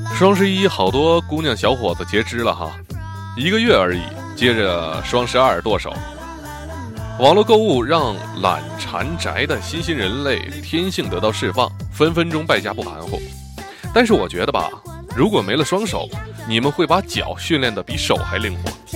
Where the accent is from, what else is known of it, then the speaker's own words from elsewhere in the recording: China; 我们中国人要过年了